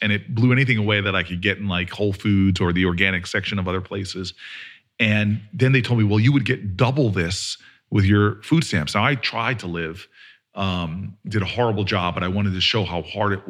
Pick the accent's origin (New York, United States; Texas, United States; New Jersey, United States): New Jersey, United States; I'm from Jersey, baby.